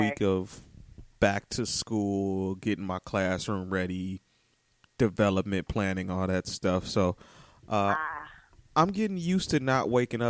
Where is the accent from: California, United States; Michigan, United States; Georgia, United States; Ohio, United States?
Michigan, United States; Detroit; I'm born and raised on the East Side, and I still went to Renaissance.